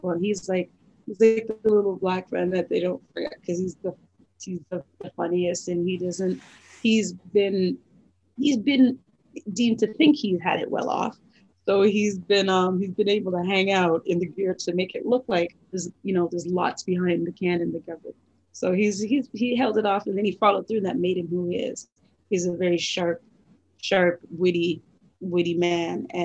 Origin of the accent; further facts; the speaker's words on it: Thornhill, Ontario, Canada; we grew up in Thornhill, so he went to 13 bar mitzvahs.